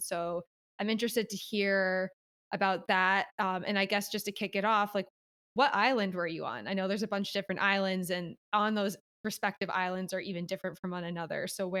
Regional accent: East Coast, United States; moved away; also born or lived in Philadelphia / Los Angeles; I'm from the East Coast. But when I lived in Philly, I found it a lot easier for me to make friends. But then when I moved to LA, I had a very different experience.

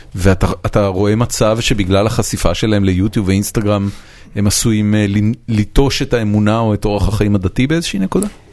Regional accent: Israel; אני גדלתי כמובן בארץ

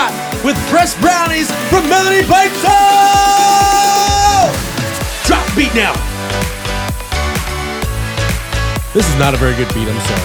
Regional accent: United States; I'm from Perry County, so I call radiator

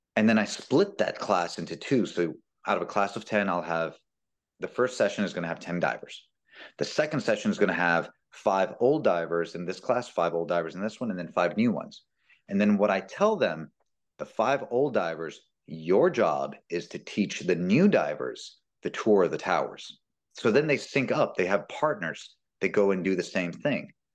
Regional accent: Bloomington, Indiana, United States; moved away as an adult; also born or lived in Wyoming / North Carolina / Wisconsin; now in Madison, United States; When I went to Indiana and I grew up in Bloomington

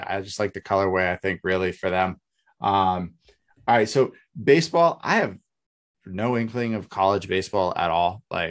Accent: New England, United States; Yeah, but Red Sox, you know, it's growing up in New England.

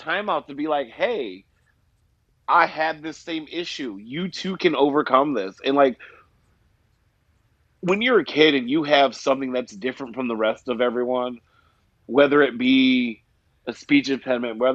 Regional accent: Arizona, United States; I was known as the mute kid when I was growing up in Arizona.

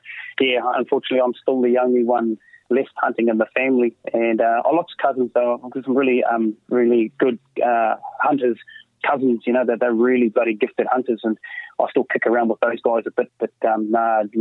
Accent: Hawke's Bay, New Zealand; moved away as an adult; also born or lived in Taupo / Palmerston North; I grew up in the Hawke's Bay

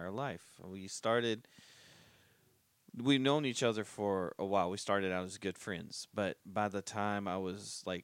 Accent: Smithfield, North Carolina, United States; I've literally not moved to live anywhere else except Johnson County

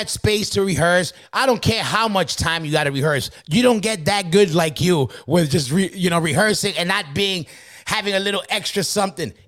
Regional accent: New York City, New York, United States; I was from Queens, It was like I grew up working middle class

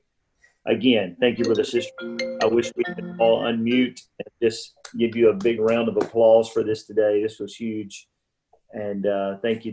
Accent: South Mississippi, United States; growing up in South Mississippi.

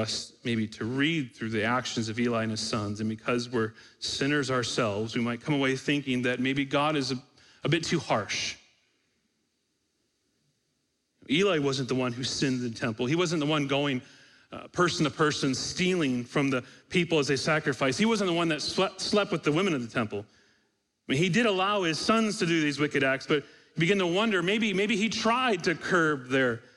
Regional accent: Michigan, United States; We grew up in Michigan

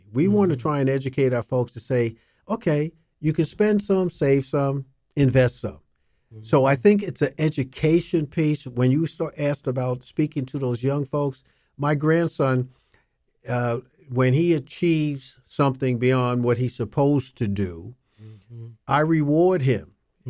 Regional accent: Flushing, New York, United States; Okay, I grew up in the Flushing Y.

